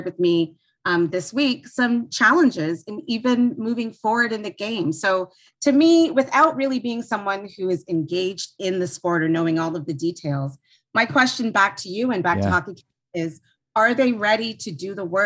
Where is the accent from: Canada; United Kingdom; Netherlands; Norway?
Canada; Toronto, Ontario; I grew up in Toronto area